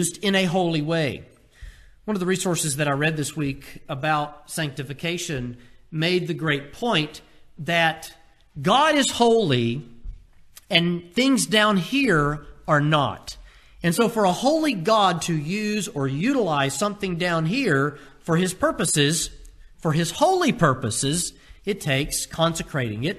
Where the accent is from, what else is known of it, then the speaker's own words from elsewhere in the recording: United States; as American Christians